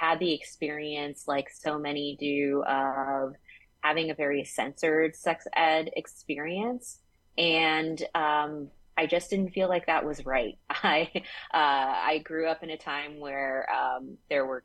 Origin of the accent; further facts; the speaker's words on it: the South, United States; I grew up in the South